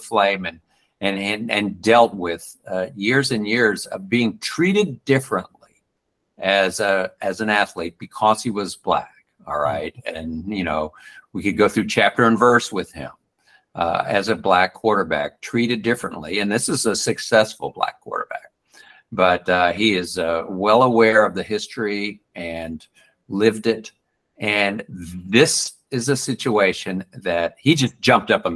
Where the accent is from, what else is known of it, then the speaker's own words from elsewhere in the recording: Dallas, Texas, United States; I grew up in Dallas in the 1950s and the 60s